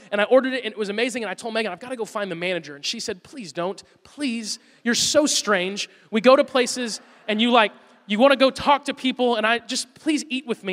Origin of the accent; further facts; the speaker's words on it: Woodstock, Georgia, United States; I'm from Woodstock, Georgia.